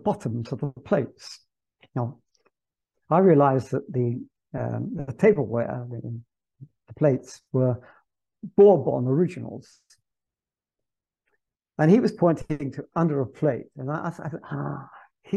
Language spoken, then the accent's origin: English; England, United Kingdom; moved away as an adult; also born or lived in Naples; I'm English, and because I teach English